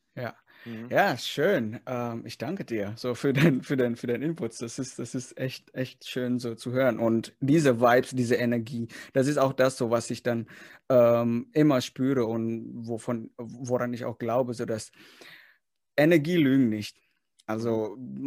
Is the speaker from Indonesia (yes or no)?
yes; Indonesia; moved away; Ich komme zwar aus Indonesien